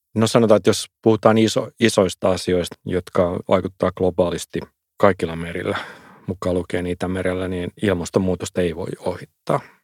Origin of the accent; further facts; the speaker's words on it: Finland; omassa lapsuudessa Suomessa